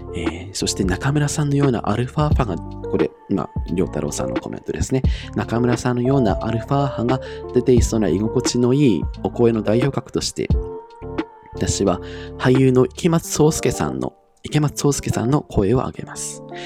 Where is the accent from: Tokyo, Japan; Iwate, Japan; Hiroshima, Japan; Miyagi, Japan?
Iwate, Japan; 地元が私、岩手なんですけれども